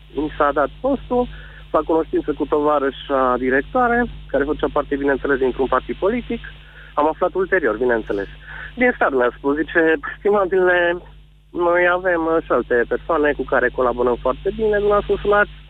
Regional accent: Transylvania, Romania; sunt din Ardeal și că sunt un fost cadru didactic

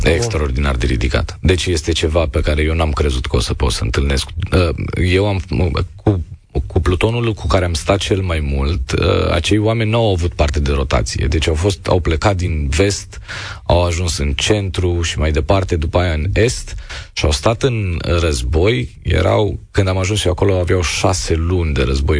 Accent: Romania; noi ca români

